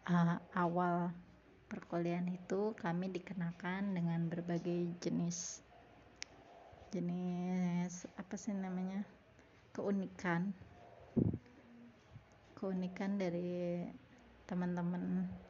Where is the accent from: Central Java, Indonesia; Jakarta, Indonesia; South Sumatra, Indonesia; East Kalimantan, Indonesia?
Jakarta, Indonesia; saya tahu Santirama karena dulu waktu kecil saya tinggal di daerah Cipete jadi saya tahu Santirama